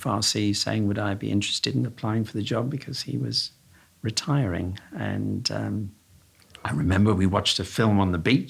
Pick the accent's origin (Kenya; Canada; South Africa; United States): South Africa; accent: slight twang from down south; now in United Kingdom; I was born in South Africa, so I've got a slight twang from down south